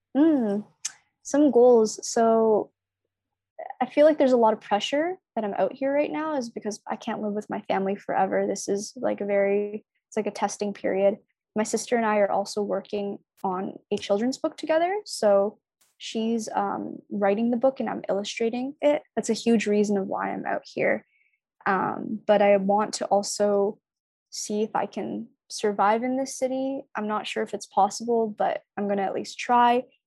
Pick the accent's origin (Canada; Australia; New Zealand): Canada; Toronto, Ontario; also born or lived in Markham Unionville / British Columbia; I grew up in Scarborough